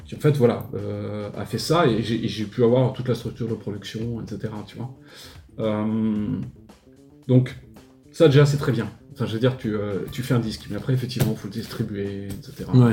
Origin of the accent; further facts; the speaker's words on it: Paris, Île-de-France, France; moved away as an adult; now in Montpellier, France; au départ, je suis natif de Paris, donc euh, j'ai été à Paris jusqu'à l'âge de 20 ans, et puis en fait, je suis venu m'installer à Montpellier